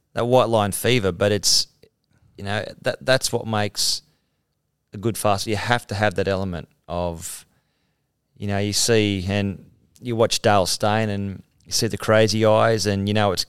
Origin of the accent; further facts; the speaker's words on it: Mount Warrigal, New South Wales, Australia; I'm a guy from Mount Warrigal